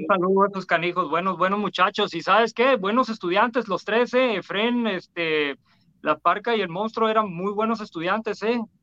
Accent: Tijuana, Baja California, Mexico; Yo soy de la Mesa de Otay, un barrio muy peligroso y siempre lo digo. Tijuana en los 90

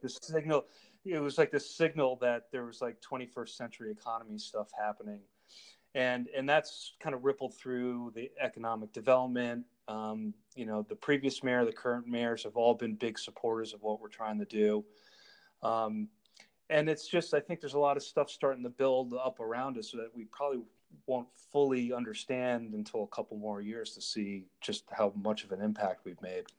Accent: Darien, Connecticut, United States; also born or lived in Manhattan, New York / Richmond, Virginia / New Milford, Connecticut; I grew up in Connecticut. I grew up in Darien and moved back up to New Milford

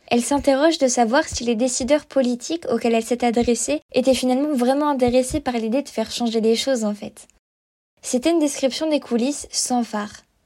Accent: Malmö, Skåne, Sweden; now in Lund, Sweden; En fait, je vis dans le sud de la Suède, à Lund, et j'ai grandi à Malmö.

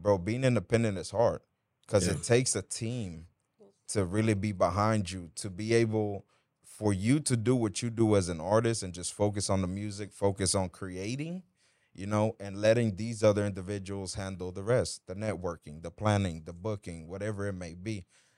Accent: Dominican Republic; And yo soy un artista dominicano

